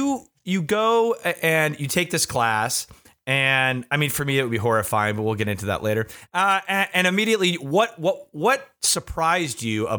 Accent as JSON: {"language": "English", "region": "Michigan", "country": "United States", "tie": "born or raised there", "said": "I grew up in Michigan. It's surrounded by water on three sides."}